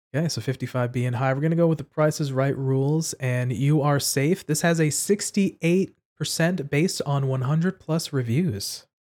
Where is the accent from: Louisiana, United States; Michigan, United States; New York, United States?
New York, United States; New York City; I was born and raised in New York City